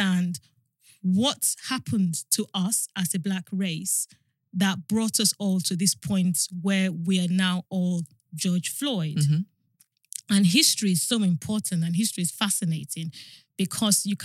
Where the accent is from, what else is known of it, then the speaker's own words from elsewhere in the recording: Nigeria; moved away as an adult; also born or lived in England; now in United Kingdom; went back to Nigeria when I was 5. And I had, you know, I was educated in Nigeria to university level